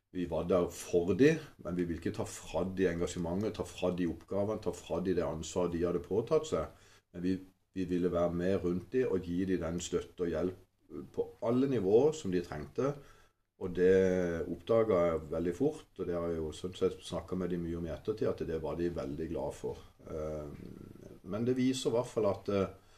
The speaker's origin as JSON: {"language": "Norwegian", "town": "Kristiansand", "region": "Agder", "country": "Norway", "also_born_or_lived": "Åseral", "moved": "yes", "lives_now": "Mandal, Norway", "said": "jeg er jo opprinnelig fra Kristiansand. Jeg eh, var noen år oppe i Åsral før jeg kom ned til Mandal"}